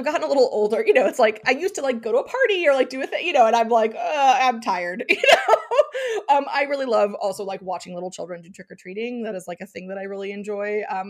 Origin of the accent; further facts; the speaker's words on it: Pennsylvania, United States; because I grew up in Eastern Pennsylvania, and there was Mischief Night or Devil's Night